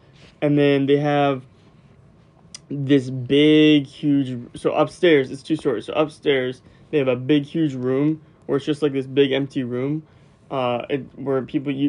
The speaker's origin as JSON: {"language": "English", "region": "Florida", "country": "United States", "tie": "born or raised there", "said": "where I grew up in Florida"}